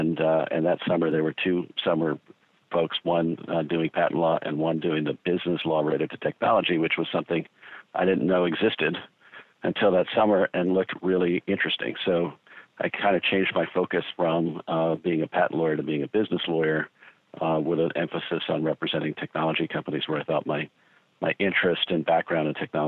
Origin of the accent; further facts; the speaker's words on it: Denver, Colorado, United States; moved away as an adult; also born or lived in Boston / San Francisco; I grew up in Colorado